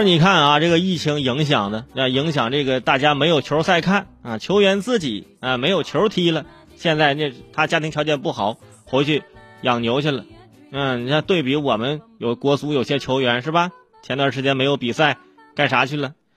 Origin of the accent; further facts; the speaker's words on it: Hebei, China; 这是我生在河北这个地方啊，真的有点吃亏，因为我们当地啊，说的就是普通话